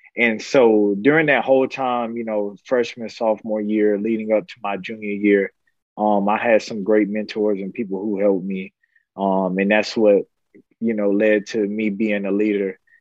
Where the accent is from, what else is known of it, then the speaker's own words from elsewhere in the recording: Florida, United States; moved away as an adult; I was growing up in Florida